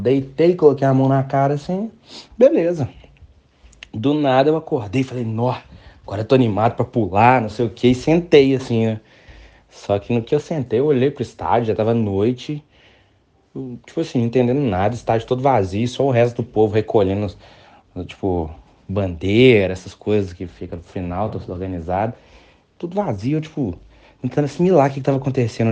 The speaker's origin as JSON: {"language": "Portuguese", "town": "Conselheiro Lafaiete", "region": "Minas Gerais", "country": "Brazil", "said": "eu sou de Lafayette"}